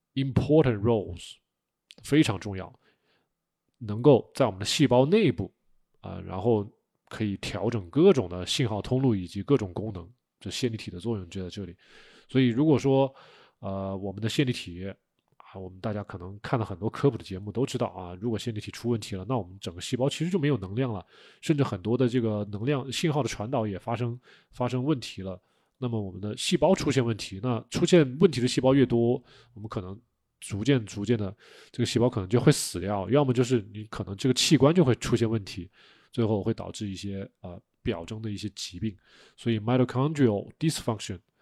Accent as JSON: {"language": "Chinese", "country": "China", "said": "我们中国人"}